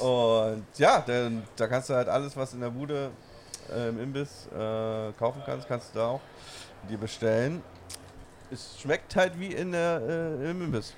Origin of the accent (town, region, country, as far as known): Berlin, Germany